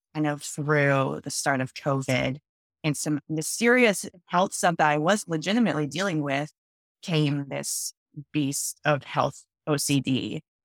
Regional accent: Boulder, Colorado, United States; moved away as an adult; also born or lived in Canada / Seattle, Washington; now in Portland, United States; I'm originally from Canada, but I grew up in the Boulder, Colorado area

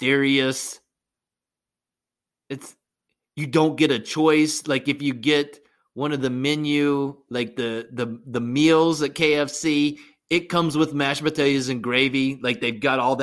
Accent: West Virginia, United States; growing up in West Virginia

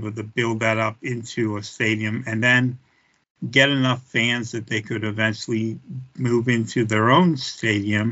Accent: Pittsburgh, Pennsylvania, United States; I'm from Pittsburgh

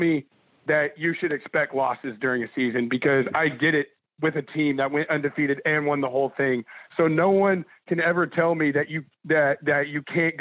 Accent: Dallas, Texas, United States; moved away; I'm from Dallas. I'm a big Rangers fan.

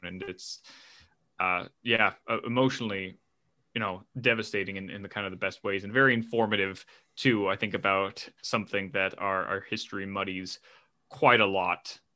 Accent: United States; as an American

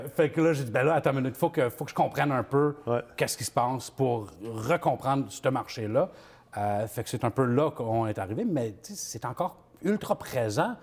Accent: New Brunswick, Canada; je viens du, nouveau, du Nouveau-Brunswick.

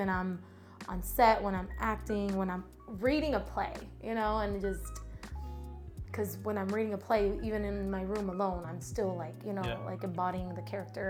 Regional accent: Brazil; now in Atlanta, United States; I am originally from Brazil. So what brings me here to this country was my family, my mom. And what brought me to Atlanta was acting.

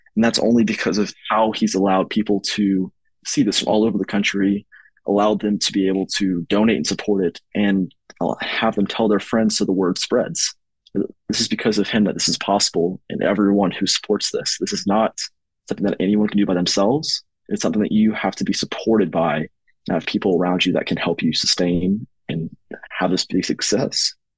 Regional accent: East Tennessee, United States; now in Knoxville, United States; the region of East Tennessee, which includes my hometown where I had this desire grow from and my current residence.

